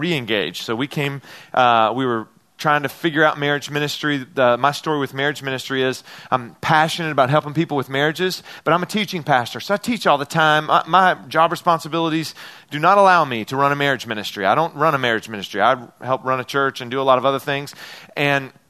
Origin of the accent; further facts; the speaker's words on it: Memphis, Tennessee, United States; I'm from Memphis, Tennessee